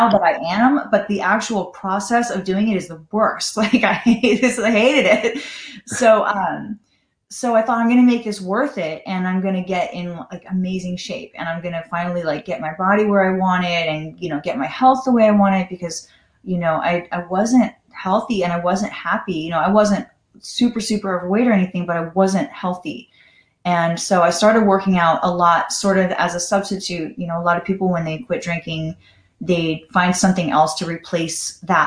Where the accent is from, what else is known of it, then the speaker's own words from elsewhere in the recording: Los Angeles, California, United States; growing up in Los Angeles, I was that hard partying, drinking all the time